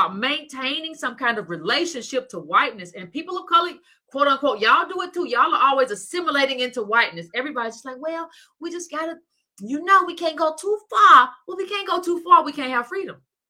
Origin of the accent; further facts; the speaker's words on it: Decatur, United States; I grew up in Decatur. That's where I went to school